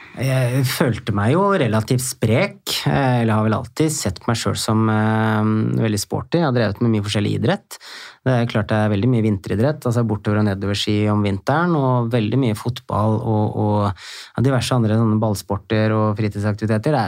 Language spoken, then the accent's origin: Norwegian; Hemsedal, Buskerud, Norway; moved away as an adult; also born or lived in Oslo; jeg vokste opp i Hemsedal